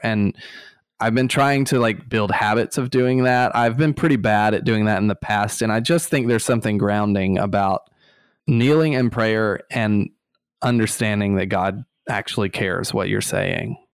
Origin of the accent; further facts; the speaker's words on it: Eufaula, Alabama, United States; moved away; Eufaula, Alabama